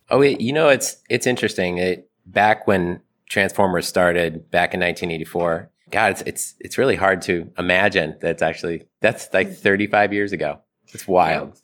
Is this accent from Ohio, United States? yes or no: yes; Ohio, United States; I, I grew up in Ohio